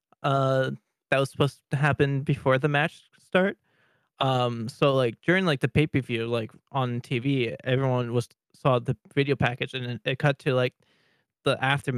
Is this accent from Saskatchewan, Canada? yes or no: yes; near Willow Bunch, Saskatchewan, Canada; born or raised there